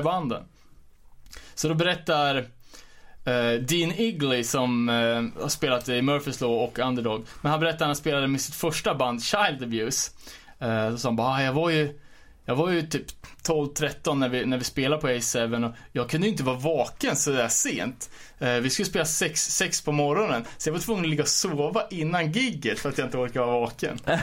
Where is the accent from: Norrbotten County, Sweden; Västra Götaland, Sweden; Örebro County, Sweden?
Örebro County, Sweden; Örebro; jag var från Örebro